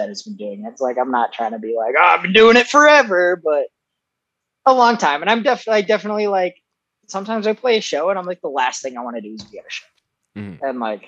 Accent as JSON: {"language": "English", "town": "Foley", "region": "Minnesota", "country": "United States", "said": "I'm from this little town called Foley, Minnesota"}